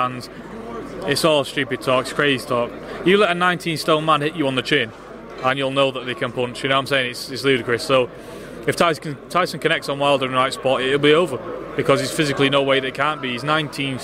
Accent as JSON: {"language": "English", "country": "United Kingdom", "said": "a Brit"}